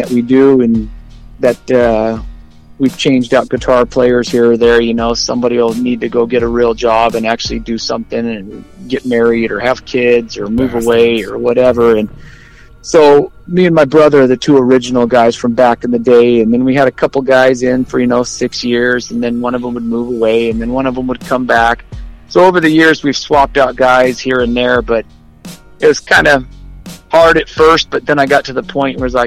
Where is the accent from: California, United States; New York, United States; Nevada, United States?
Nevada, United States; Henderson; We grew up in Henderson in Las Vegas